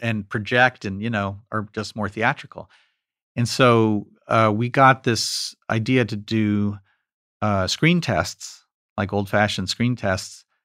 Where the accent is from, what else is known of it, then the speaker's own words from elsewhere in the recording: New York, United States; me growing up in New York